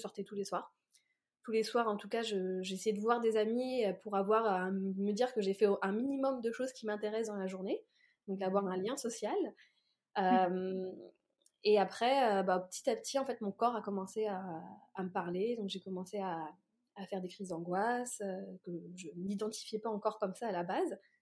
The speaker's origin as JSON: {"language": "French", "town": "Orléans", "region": "Centre-Val de Loire", "country": "France", "tie": "born or raised there", "also_born_or_lived": "Paris", "moved": "as an adult", "said": "j'ai pas du tout grandi à Paris, j'ai grandi donc à Orléans"}